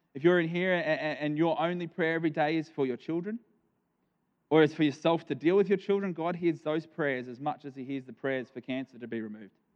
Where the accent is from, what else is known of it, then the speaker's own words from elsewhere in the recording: Nambour, Queensland, Australia; moved away as an adult; now in Ardrossan, Australia; we are from South Australia now, um, but I, I did grow up here for 31 years of my life.